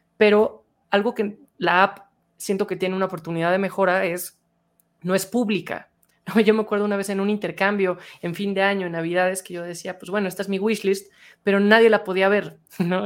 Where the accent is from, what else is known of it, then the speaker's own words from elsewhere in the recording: Mexico; yo hablando como mexicano